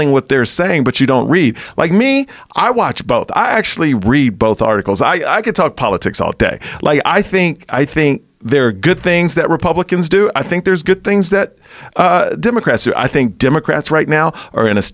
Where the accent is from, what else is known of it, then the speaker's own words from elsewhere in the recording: Texas, United States; I'm from Texas